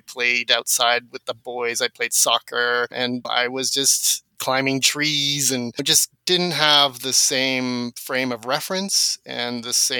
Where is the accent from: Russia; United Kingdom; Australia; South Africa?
South Africa; first language Afrikaans; My first language was a mix because at home I was speaking Afrikaans, but then I would go outside with my friends and speak English.